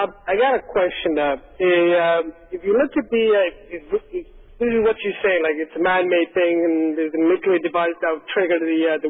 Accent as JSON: {"language": "English", "country": "Somalia", "moved": "yes", "said": "I'm from Somalia"}